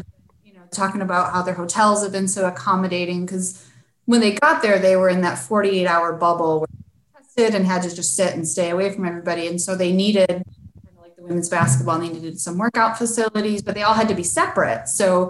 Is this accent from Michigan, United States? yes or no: yes; Michigan, United States; He came from Western Michigan, which was my hometown.